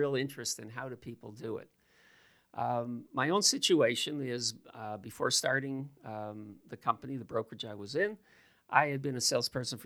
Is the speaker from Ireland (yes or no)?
no; Toronto, Ontario, Canada; I grew up at Keelan Wilson. And when I grew up there, it was heavily an Italian neighborhood